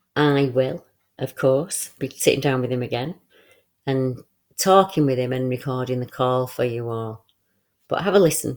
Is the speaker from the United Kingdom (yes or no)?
yes; Bolton, North West England, United Kingdom; on a trip to my hometown